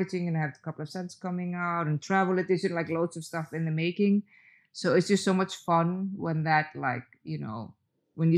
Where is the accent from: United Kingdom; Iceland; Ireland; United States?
Iceland; Reykjavik, Capital Region; I did actually live close to the sea when I grew up in Reykjavik